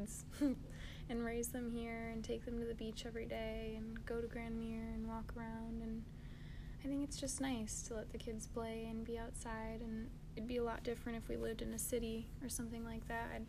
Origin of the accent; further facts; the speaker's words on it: St. Joseph, Michigan, United States; I really enjoyed growing up here. I had a good childhood